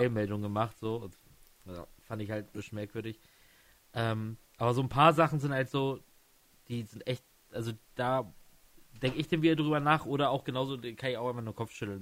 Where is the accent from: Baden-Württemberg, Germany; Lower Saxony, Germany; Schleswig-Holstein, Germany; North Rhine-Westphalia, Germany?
Lower Saxony, Germany; Stade district; ich komme ja aus dem Landkreis Stade